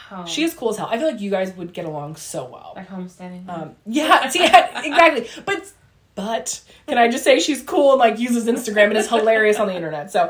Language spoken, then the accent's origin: English; Ramona, California, United States; We grew up in Ramona in San Diego.